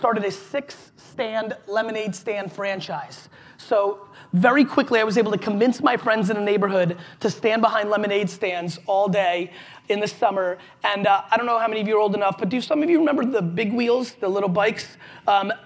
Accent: New York, United States; also born or lived in Belarus; I came here when I was 3. I lived in a studio apartment in Queens, New York

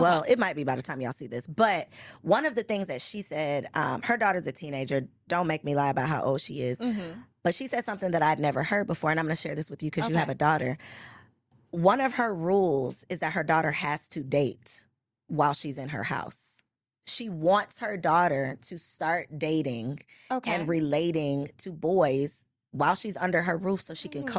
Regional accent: Chicago, Illinois, United States

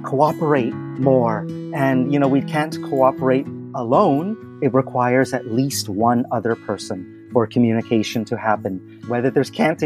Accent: Vancouver, British Columbia, Canada; moved away as an adult; also born or lived in China; now in Toronto, Canada; I'm in my hometown of Vancouver

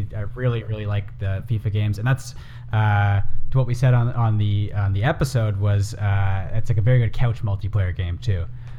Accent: Canada; also born or lived in Vancouver; now in Los Angeles, United States; as a Canadian

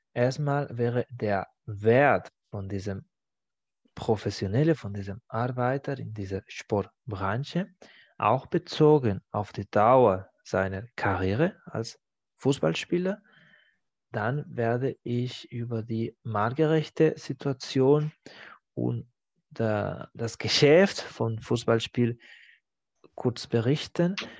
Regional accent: Barcelona, Catalonia, Spain; German is a second language; moved away; in meiner Heimatstadt in Barcelona

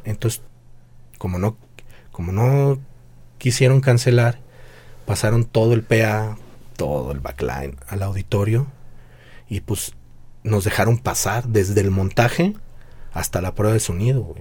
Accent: Guadalajara, Jalisco, Mexico; soy baterista, soy de Guadalajara

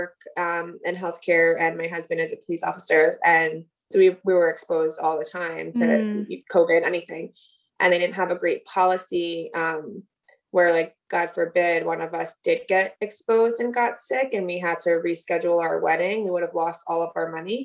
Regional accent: New Jersey, United States; We're from New Jersey

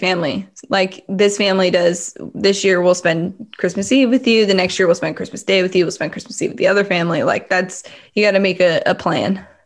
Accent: California, United States; I was from California

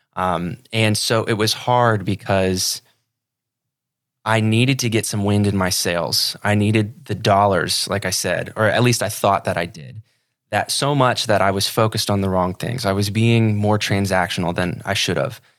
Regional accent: Ohio, United States; moved away as an adult; now in Sarasota, United States; I'm from Ohio originally

